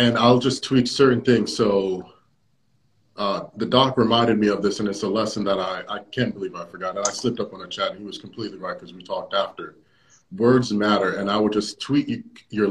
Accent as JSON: {"language": "English", "country": "Jamaica", "said": "I'm a Jamaican"}